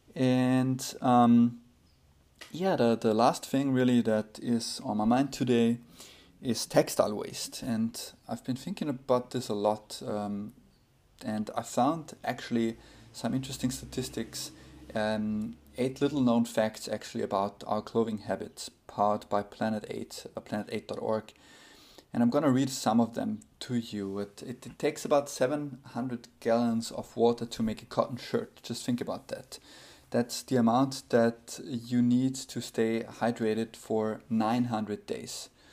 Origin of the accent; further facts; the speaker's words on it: Austria; now in United States; my home country, Austria